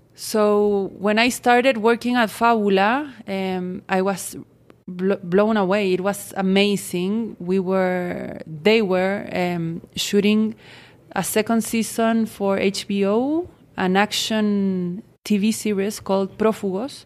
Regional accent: Santiago, Santiago Metropolitan Region, Chile; I'm from Santiago de Chile, South America.

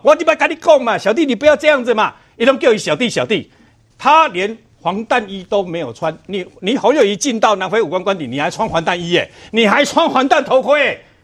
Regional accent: Chiayi, Taiwan; 我是嘉义人

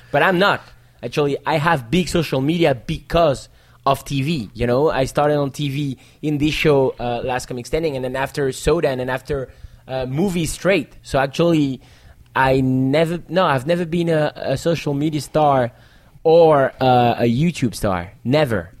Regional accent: Paris, Île-de-France, France; English is a second language; was born in Paris. Okay. And I'm the next generation. And my parents were born in Paris

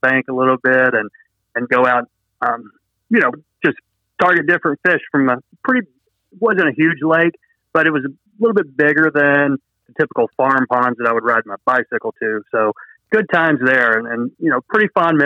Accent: Dalton, Georgia, United States; also born or lived in South Carolina; in Dalton, Georgia, where I grew up in North Georgia

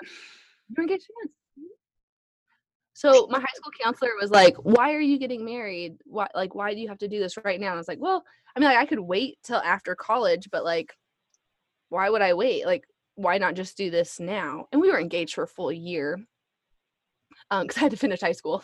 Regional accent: Alaska, United States; we're from Alaska

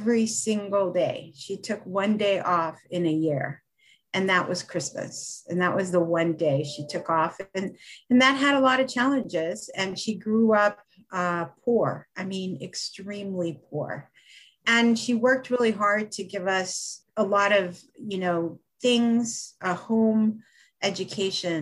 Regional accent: Los Angeles, California, United States; also born or lived in Mexico; We grew up in Los Angeles

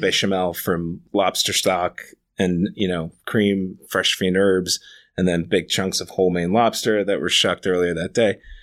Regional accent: New York, United States; moved away as an adult; now in Los Angeles, United States; I grew up Right in Manhattan

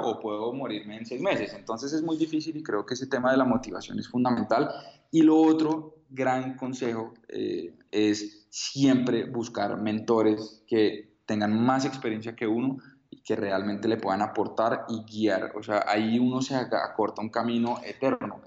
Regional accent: Colombia; soy un emprendedor colombiano

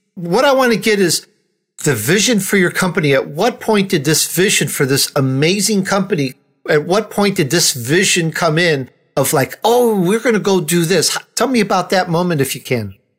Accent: Chicago, Illinois, United States; I grew up in Chicago.

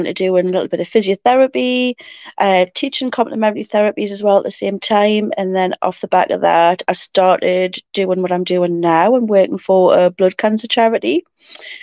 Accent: Ashington, North East England, United Kingdom; now in Morpeth, United Kingdom; I was born and bred in Ashington many moons ago

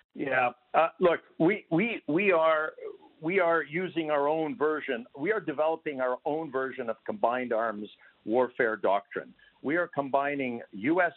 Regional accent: Canada; now in Ukraine; I come from Canada

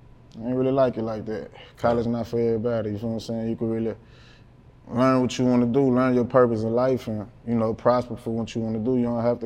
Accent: Baton Rouge, Louisiana, United States; North Baton Rouge. I'm from Banks, okay. College Banks.

